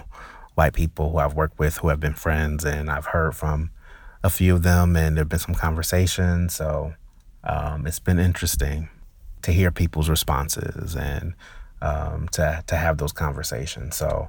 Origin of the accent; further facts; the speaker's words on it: New Jersey, United States; growing up, I grew up in Jersey. I got New York television stations and news